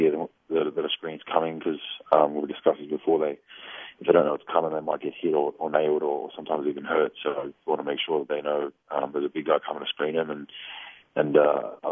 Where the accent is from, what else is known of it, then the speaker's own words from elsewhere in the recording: Australia; I was born in Australia